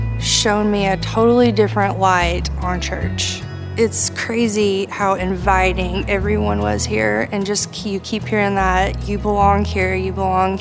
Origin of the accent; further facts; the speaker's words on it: Seymour, United States; I grew up in Seymour.